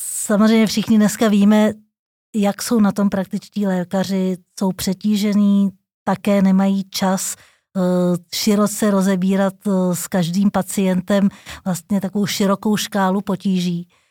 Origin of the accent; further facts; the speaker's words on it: Prague, Czechia; jsem Pražák, Narodila jsem se tady, žiju celý život v Praze